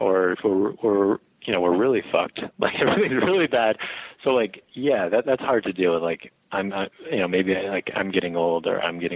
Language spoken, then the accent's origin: English; Albany, New York, United States; also born or lived in Buffalo, New York; I'm from the upstate area. I mean, I've lived pretty much my whole life in Albany or around Albany and been 5 years out in Buffalo.